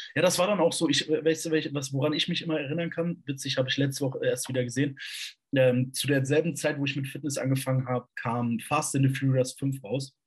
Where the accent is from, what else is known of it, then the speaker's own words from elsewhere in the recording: Borken, Hesse, Germany; also born or lived in Kassel; von Borken, das ist 30 Kilometer südlich hier, da komme ich nämlich eigentlich her